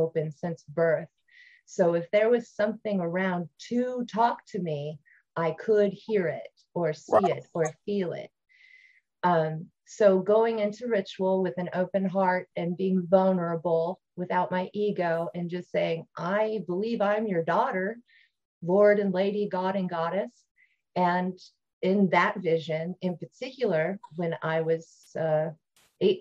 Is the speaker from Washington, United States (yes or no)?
no; Ohio, United States; moved away; I grew up in Ohio